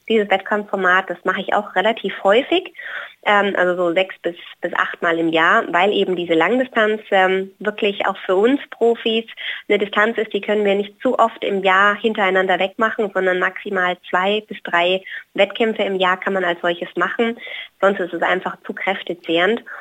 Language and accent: German; Hawaii, United States; jetzt da, wo ich herkomme, aus Hawaii, auch unter extremen Witterungsverhältnissen mit sehr warm, sehr heiß und äh, sehr schwül.